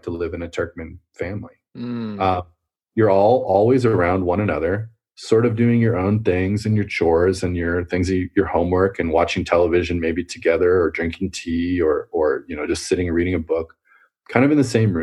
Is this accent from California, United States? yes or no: yes; Fremont, California, United States; also born or lived in Quebec, Canada; I was born in Quebec, as you know, and then I moved to California with my mother when I was two or three. And I grew up in a town called Fremont